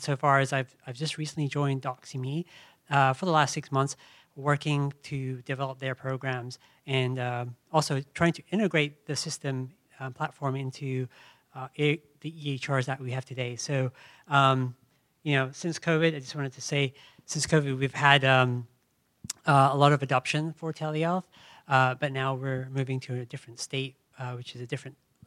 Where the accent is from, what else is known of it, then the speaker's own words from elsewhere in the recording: Charleston, South Carolina, United States; I'm actually from Charleston, South Carolina.